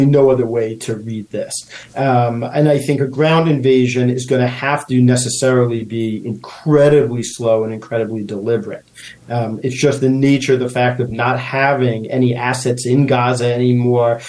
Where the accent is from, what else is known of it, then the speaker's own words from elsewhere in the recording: United States; as an American